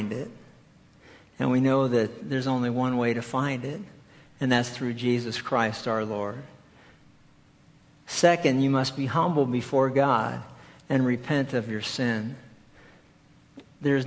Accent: East Coast, United States; moved away; we grew up back on the East Coast

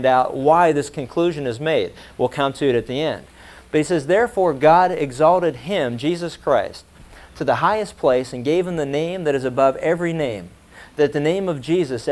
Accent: Pittsburgh, Pennsylvania, United States; when I was growing up in Pittsburgh

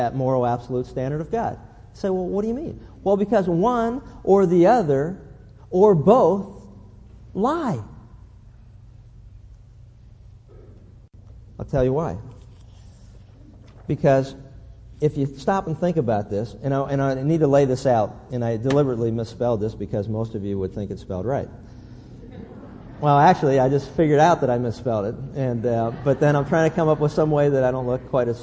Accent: Pennsylvania, United States; as a kid growing up in Pennsylvania

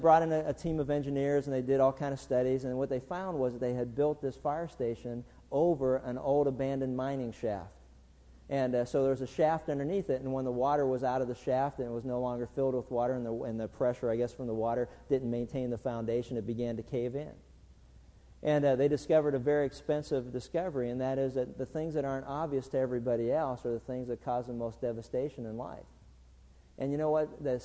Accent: Pittsburgh, Pennsylvania, United States; growing up in Pittsburgh

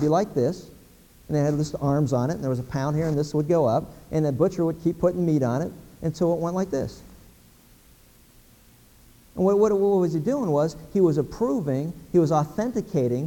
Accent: Pennsylvania, United States; When I was a kid growing up in Pennsylvania

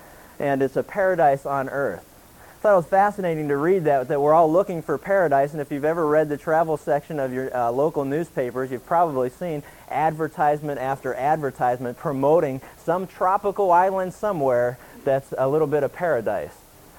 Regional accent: Pennsylvania, United States; growing up in Pennsylvania, never have been to the desert.

